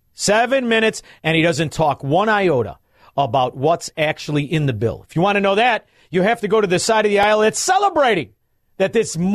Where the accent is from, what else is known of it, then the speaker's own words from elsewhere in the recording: Melrose Park, Illinois, United States; I'm from Mullers Park